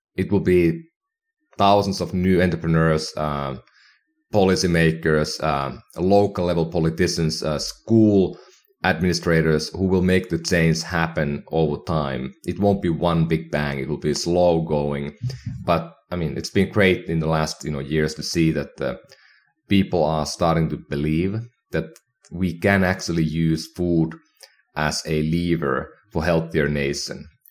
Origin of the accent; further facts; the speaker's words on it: Finland; now in United States; my hometown in Finland